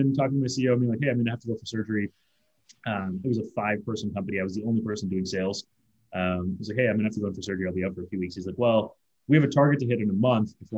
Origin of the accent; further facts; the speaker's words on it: Toronto, Ontario, Canada; also born or lived in India / Chicago / San Francisco; I was born in India. Moved to Toronto via Chicago when I was a kid, and studied engineering